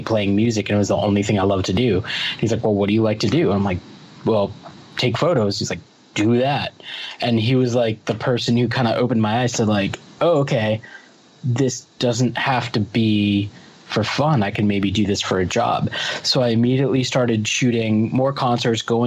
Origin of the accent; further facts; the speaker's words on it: Longmeadow, Massachusetts, United States; we live on the same street in Long Meadow where we grew up in Massachusetts